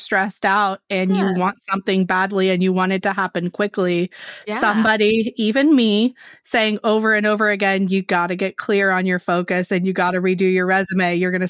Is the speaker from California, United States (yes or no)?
yes; California, United States; Yeah, California, so same.